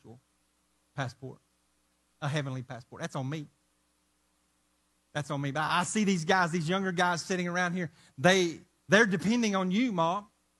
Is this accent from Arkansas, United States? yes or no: yes; Arkansas, United States; where I'm from Arkansas